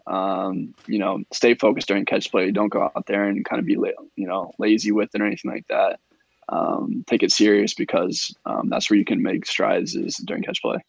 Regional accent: Indiana, United States; I grew up in Indiana, but I'm right on the I'm right on the Indiana Ohio border

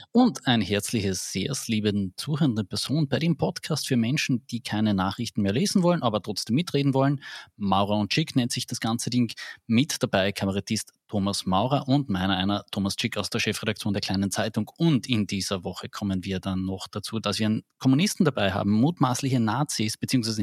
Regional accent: Carinthia, Austria; bei uns in Kärnten

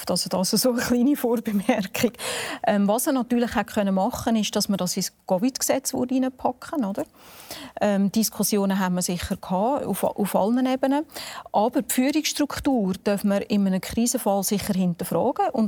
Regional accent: Aargau, Switzerland; ich komme aus dem Kanton Aargau, da gibt es jetzt zögerliche Ansätze, dass man auch breit testet.

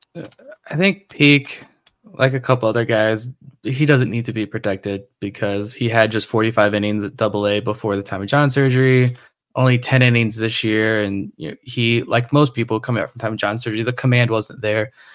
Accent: Suffolk, Virginia, United States; I grew up in Suffolk

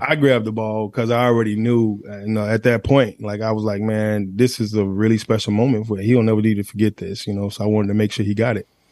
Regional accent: Atlanta, Georgia, United States; I'm, I'm Atlanta. I'm from Atlanta

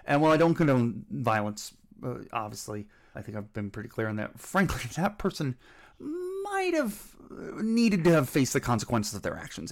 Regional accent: Cleveland, Ohio, United States; growing up in Cleveland in the nineties

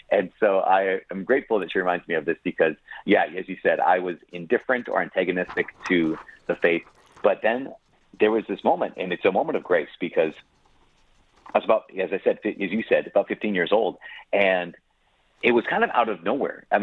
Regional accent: Brainerd, Minnesota, United States; Yeah, it was it was great. It was it was a gift. It was huge. Uh, so if you know anything about Minnesota, which not everyone does, uh, but the Brainerd Lakes area is, is the lakes area.

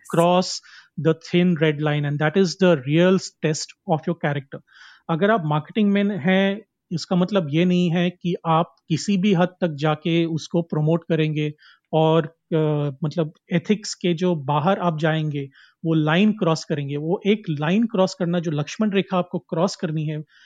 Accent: Karnataka, India; मैं एक uh, कोंकणी आदमी हूँ और मैं कर्नाटका से आता हूँ

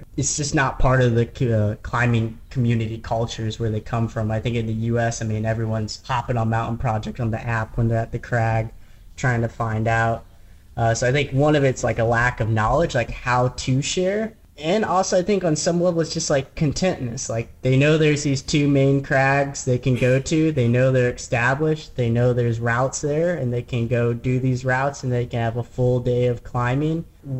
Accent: Midwest, United States; And growing up in the Midwest, there's some world-class bouldering and people just don't go to it because it's in the Midwest.

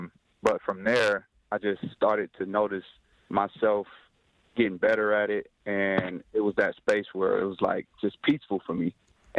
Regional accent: Detroit, Michigan, United States; also born or lived in Tennessee; So born and raised in West Detroit, graduated from Northwestern High School, then on to Tennessee State.

